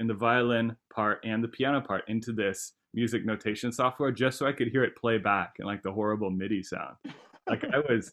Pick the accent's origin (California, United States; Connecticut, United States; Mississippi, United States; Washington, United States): California, United States; San Luis Obispo; I grew up in San Luis Obispo